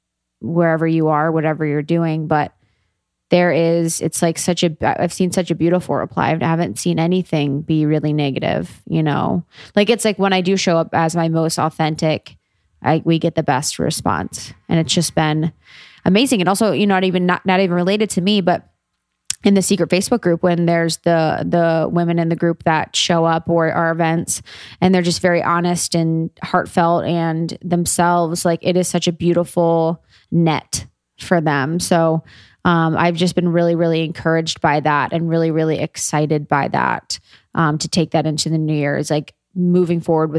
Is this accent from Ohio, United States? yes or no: yes; Cincinnati, Ohio, United States; moved away; I'm a girl from Ohio